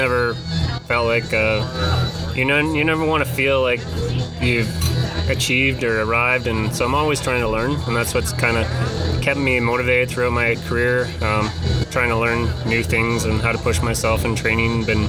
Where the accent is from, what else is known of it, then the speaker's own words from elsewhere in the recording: Vancouver Island, British Columbia, Canada; I grew up on Vancouver Island in the mid-90s